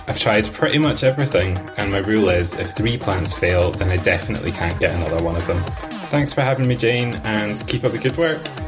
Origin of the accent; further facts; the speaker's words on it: Stirling, Scotland, United Kingdom; I'm from Stirling in Scotland